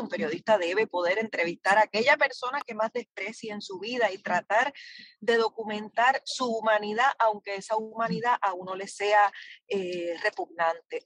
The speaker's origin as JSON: {"language": "Spanish", "country": "Puerto Rico", "said": "como puertorriqueños y puertorriqueñas"}